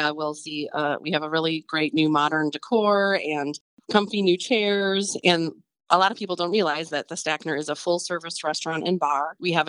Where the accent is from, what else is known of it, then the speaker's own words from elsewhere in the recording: Fredonia, Wisconsin, United States; moved away; also born or lived in Grafton, Wisconsin; my family moved just outside of Fredonia up in northern Ozaukee County. So that's where I grew up. So, you know, about a 10, 15 minute drive from Grafton.